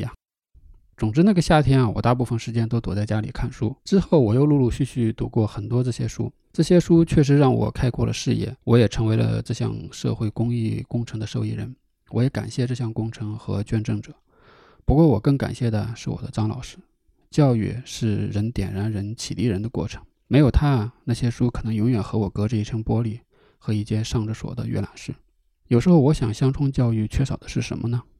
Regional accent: China; also born or lived in Inner Mongolia; 我从小在河北和内蒙古交界处的一个农村长大，充值不大，就靠着一个小山坡

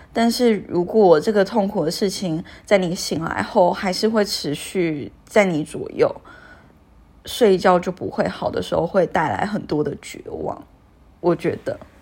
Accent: Taiwan; moved away as an adult; 我是从台湾过来工作的嘛

